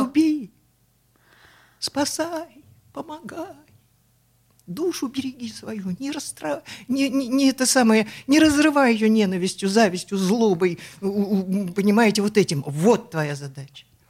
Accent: Omsk, Omsk Oblast, Russia; moved away; also born or lived in Moscow; я сибирячка, я из Омска

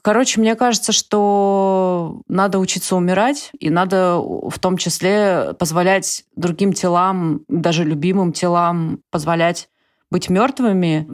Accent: Russia; moved away; все, все родились и выросли в России

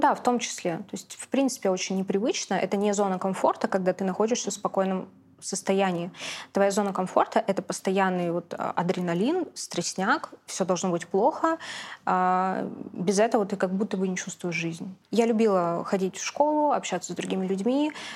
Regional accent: Saint Petersburg, Russia; я родилась, выросла в Питере

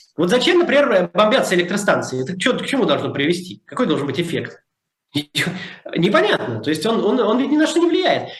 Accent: Moscow, Russia; moved away; я всегда говорю, что я из Москвы

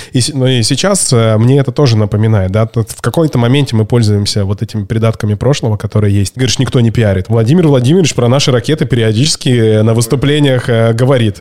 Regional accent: Barnaul, Altai Krai, Russia; Я сам из Барнаула

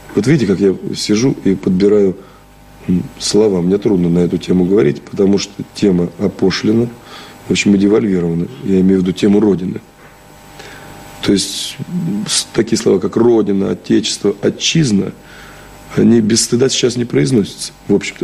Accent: Shchyokino, Tula Oblast, Russia; now in Moscow, Russia; Щекин как раз в 200 километрах от Москвы и находится, И там родился

